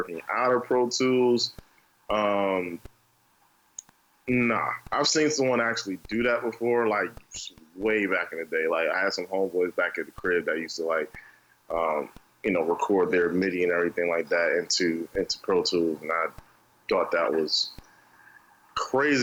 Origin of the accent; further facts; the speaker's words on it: New Brunswick, New Jersey, United States; moved away as an adult; now in North Carolina, United States; I'm originally from New Brunswick, New Jersey. I came down to North Carolina to actually play basketball for North Carolina Central University.